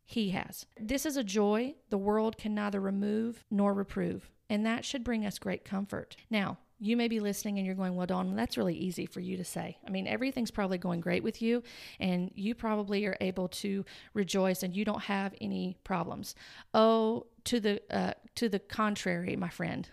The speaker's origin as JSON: {"language": "English", "country": "United States", "said": "I am an American"}